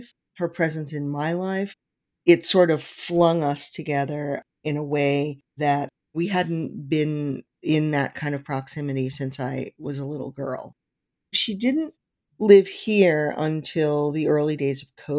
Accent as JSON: {"language": "English", "town": "New York City", "region": "New York", "country": "United States", "tie": "born or raised there", "moved": "as an adult", "lives_now": "Newtown, United States", "said": "I grew up in Forest Hills, New York, which is about 7 miles east of Manhattan"}